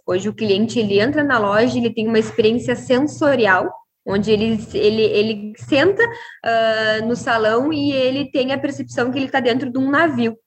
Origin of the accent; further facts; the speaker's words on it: Uruguaiana, Rio Grande do Sul, Brazil; Sou gaúcha, sou da cidade de Uruguaiana, Rio Grande do Sul